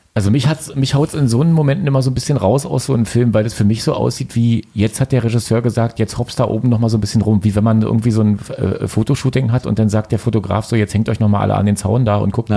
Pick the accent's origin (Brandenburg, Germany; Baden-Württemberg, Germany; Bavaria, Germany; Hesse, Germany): Brandenburg, Germany; Frankfurt; ich bin ja in Frankfurt Oder geboren, komme aus einer Boxstadt